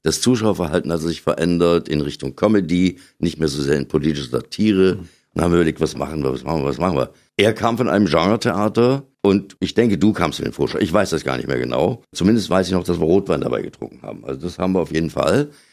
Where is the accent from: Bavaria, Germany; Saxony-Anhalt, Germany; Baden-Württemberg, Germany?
Saxony-Anhalt, Germany; Bernburg; in Bernburg, in meiner Geburtsstadt. Und dort habe ich so meine ersten Schritte gemacht